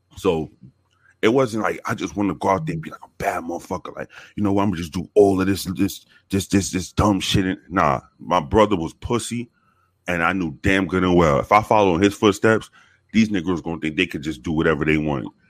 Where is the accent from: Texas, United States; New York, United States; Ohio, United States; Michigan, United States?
New York, United States; New York City; moved away; I was born in the South Bronx. Um, born and raised in the South Bronx